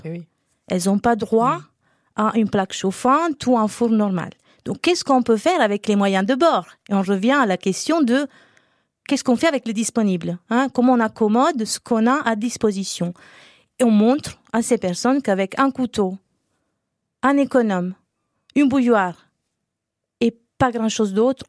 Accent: Naples, Campania, Italy; moved away; Je suis italienne. Euh, j'ai grandi dans un environnement populaire

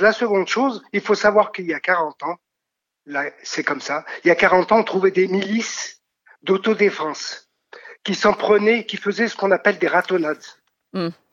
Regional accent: France; notre pays, pour dire que nous sommes français

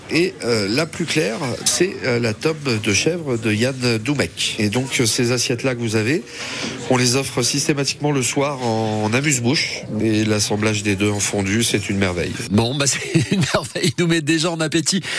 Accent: Lyon, Auvergne-Rhône-Alpes, France; moved away; nous, nous sommes lyonnais.

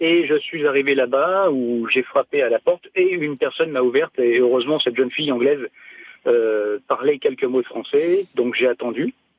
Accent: France; moved away as an adult; also born or lived in York; je suis français, euh, mon anglais est mauvais et même très mauvais

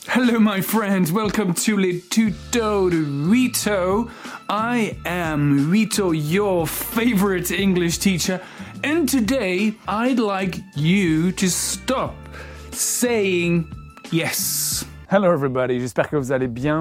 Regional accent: Brittany, France; je suis breton

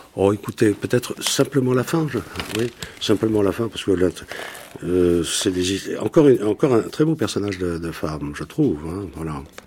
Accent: Bordeaux, Nouvelle-Aquitaine, France; Je suis de Bordeaux

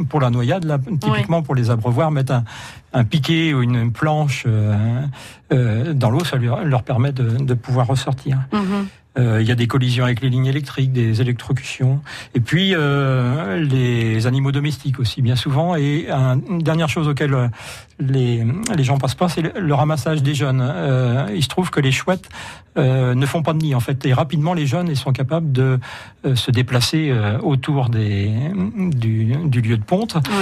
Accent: Poitou-Charentes, Nouvelle-Aquitaine, France; chez nous, en Poitou-Charentes

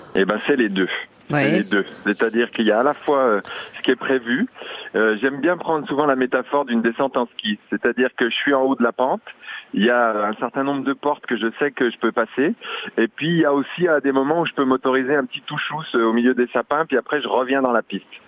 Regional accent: Jura, Bourgogne-Franche-Comté, France; je suis jurassien

